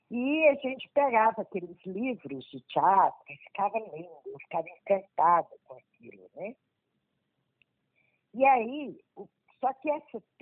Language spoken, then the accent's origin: Portuguese; Anápolis, Goiás, Brazil; also born or lived in Pirenópolis; né? sou é, anapolina, fui gerada em Pirinópolis e nasci em Anápolis.